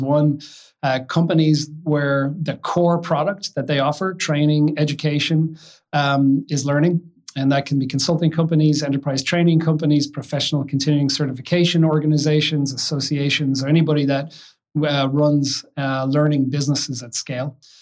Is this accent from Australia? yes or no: no; Kill, Leinster, Ireland; moved away as an adult; now in United States; I've been in the United States about 25 years now, but grew up in, in Ireland, in a little a village outside of Dublin called Kill in County Kildare